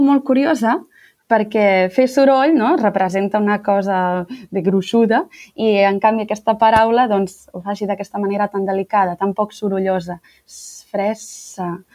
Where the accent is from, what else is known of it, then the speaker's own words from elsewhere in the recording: Sant Feliu de Guíxols, Catalonia, Spain; moved away as an adult; now in Grenoble, France; sóc de Sant Feliu de Guíxols, un poblet molt petit de la Costa Brava, per la zona de l'Empordà.